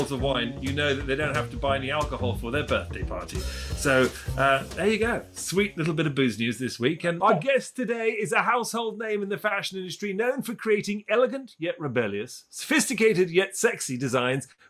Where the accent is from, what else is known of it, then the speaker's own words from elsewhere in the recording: England, United Kingdom; also born or lived in Paris; I grew up, as Tom did, in the UK, in England